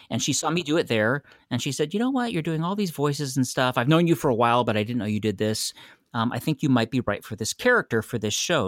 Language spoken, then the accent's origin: English; San Francisco, California, United States; moved away as an adult; also born or lived in Los Angeles; I'm from San Francisco, and I moved to L